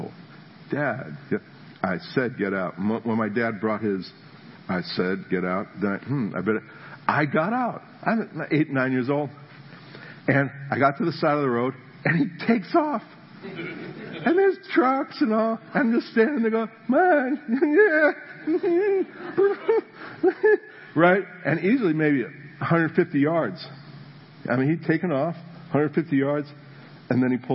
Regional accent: New Jersey, United States; moved away; I was from New Jersey. We're living in New Jersey

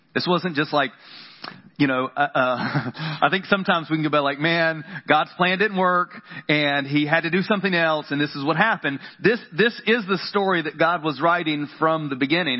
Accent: the South, United States; I grew up in the South and we had flannel boards

